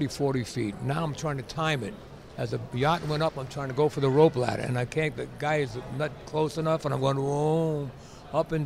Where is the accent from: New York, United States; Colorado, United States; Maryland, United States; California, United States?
New York, United States; when I was a kid growing up in New York.